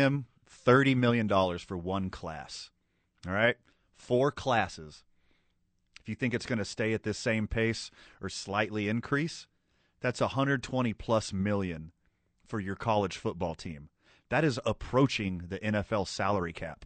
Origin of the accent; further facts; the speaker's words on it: Houston, Texas, United States; now in Indianapolis, United States; I was from Houston